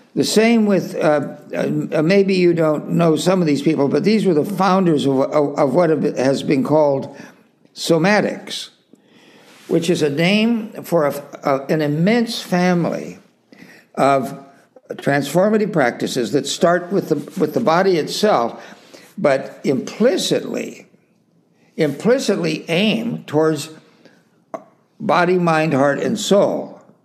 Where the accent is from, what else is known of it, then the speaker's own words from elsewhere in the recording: Salinas, California, United States; I grew up in Salinas, California, you know, there uh, out on the West Coast.